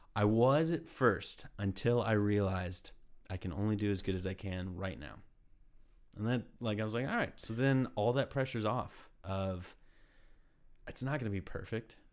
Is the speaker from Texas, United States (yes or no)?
yes; Texas, United States; moved away as an adult; also born or lived in Austin; now in Ohio, United States; I'm from Texas.